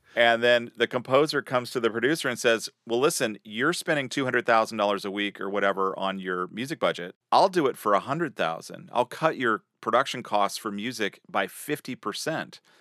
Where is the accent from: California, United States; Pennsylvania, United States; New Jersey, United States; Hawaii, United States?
California, United States; Sacramento; School band, Sacramento, California, my hometown.